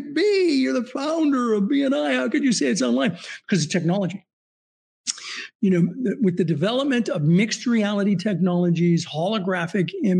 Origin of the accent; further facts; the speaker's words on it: Southern California, United States; I grew up in Southern California